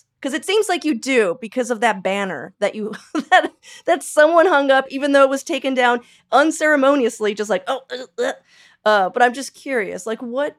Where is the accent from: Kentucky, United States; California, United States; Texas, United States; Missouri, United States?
California, United States; Los Angeles; born there; now in Portland, United States; I was born in Los Angeles, but I came up here so long ago and never moved away.